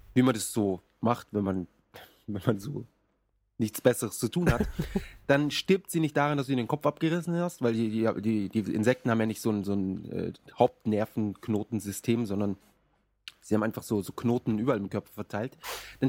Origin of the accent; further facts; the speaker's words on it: Munich, Bavaria, Germany; now in Japan; bei uns in München